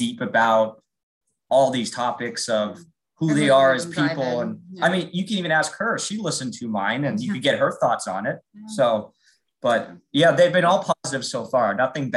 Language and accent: English; United States; also born or lived in Russia; From Russia, but raised in America